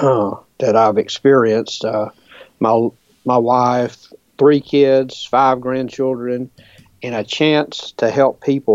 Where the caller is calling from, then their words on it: Birmingham, Alabama, United States; here in Birmingham, Alabama. That's where I'm calling from